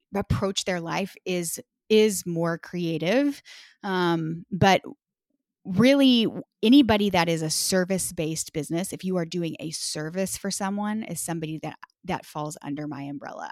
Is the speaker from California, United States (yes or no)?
no; Texas, United States; moved away as an adult; now in Washington, D.C., United States; I'm actually from, born and raised in Texas, and we lived in Texas for our whole lives until twenty seventeen